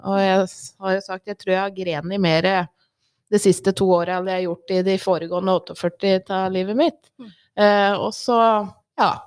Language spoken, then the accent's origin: Norwegian; Ringsaker, Innlandet, Norway; Jeg vokste opp i Ringsaker, bodde der hele livet. Eh, og midt på 80-tallet så var det jo litt kronglete tider i Ringsaker.